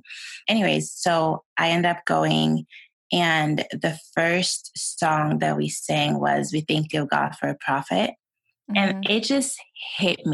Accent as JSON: {"language": "English", "country": "Sweden", "tie": "born or raised there", "also_born_or_lived": "Utah, United States", "second_language": "English", "moved": "as an adult", "lives_now": "United States", "said": "I was born and raised in Sweden. And I came to the States 12 years ago."}